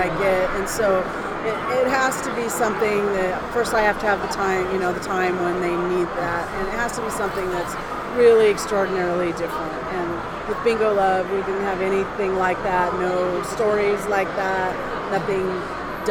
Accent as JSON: {"language": "English", "region": "Oregon", "country": "United States", "tie": "born or raised there", "said": "I grew up on a tiny farm outside a tiny town in Oregon"}